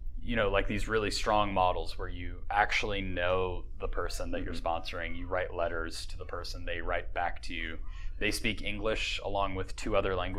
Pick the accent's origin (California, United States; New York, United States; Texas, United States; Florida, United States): Florida, United States; Polk County; I grew up in Polk County, which is kind of like a, you know, really country part of Florida.